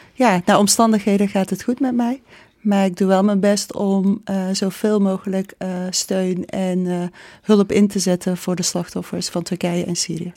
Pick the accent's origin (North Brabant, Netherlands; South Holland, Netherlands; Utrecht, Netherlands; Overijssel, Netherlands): North Brabant, Netherlands; ik ben hier geboren. Ik ben geboren in Brabant.